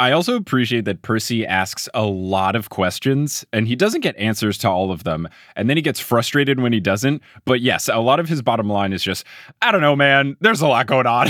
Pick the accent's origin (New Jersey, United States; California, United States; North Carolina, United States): New Jersey, United States; also born or lived in Texas; now in New York City, United States; I was a kid growing up in New Jersey